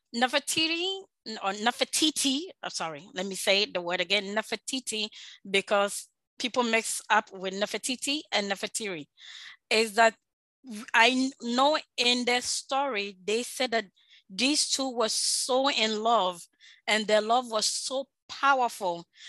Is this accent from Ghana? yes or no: yes; Ashanti, Ghana; I am from Ashanti, Ashanti Kingdom.